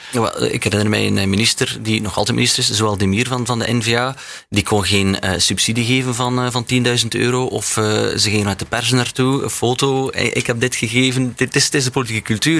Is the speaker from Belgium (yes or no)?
yes; Belgium; als Belg